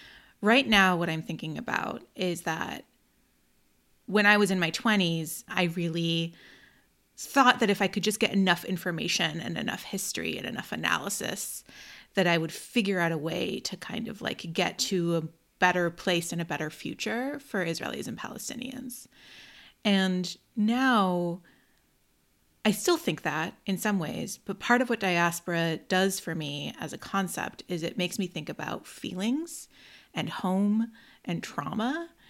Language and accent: English; United States; born there; I don't speak Arabic. I was born in the United States, right?